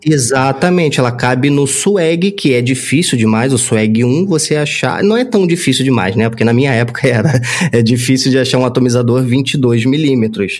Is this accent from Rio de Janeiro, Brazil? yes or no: yes; Rio de Janeiro, Brazil; eu sou do Rio de Janeiro